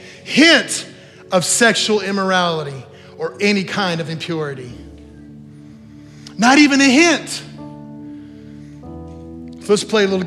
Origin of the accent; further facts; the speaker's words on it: New Mexico, United States; moved away; I grew up in New Mexico